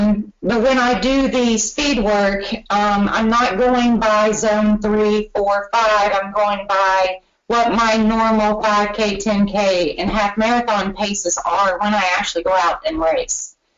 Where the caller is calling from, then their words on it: Cincinnati, Ohio, United States; I am in Cincinnati, so neighbor to Northern Kentucky, and I too am going to do the Derby Festival in Louisville on the 29th.